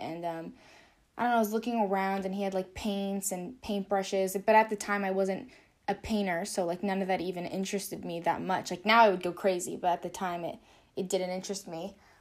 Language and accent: English; California, United States; I grew up, born and raised in California